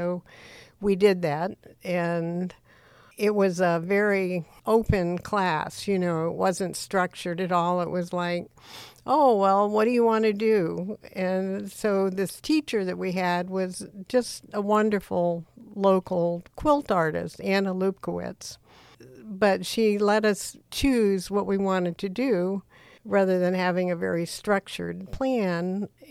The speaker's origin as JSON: {"language": "English", "country": "Panama", "tie": "born there", "said": "My father was a Navy pilot, and I was born in Panama in Central America. And we moved around a lot because of his occupation in the Navy."}